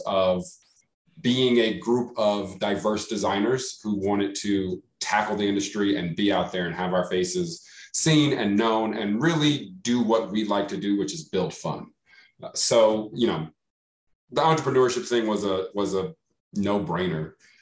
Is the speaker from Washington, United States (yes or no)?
no; Dallas, Texas, United States; now in Albuquerque, United States; I am originally from Dallas, Texas, currently residing in Albuquerque, New Mexico